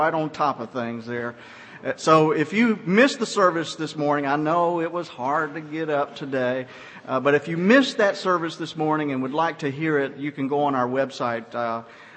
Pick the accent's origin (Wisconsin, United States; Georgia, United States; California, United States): Georgia, United States; moved away; I'm from Georgia